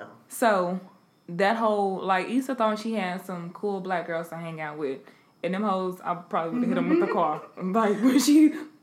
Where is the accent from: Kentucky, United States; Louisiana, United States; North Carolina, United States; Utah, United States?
Louisiana, United States; Where are you from? Man, Louisiana.